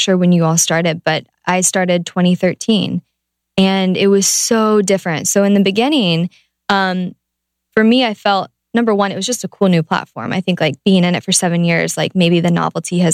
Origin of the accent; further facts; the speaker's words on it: Ohio, United States; I'm from Ohio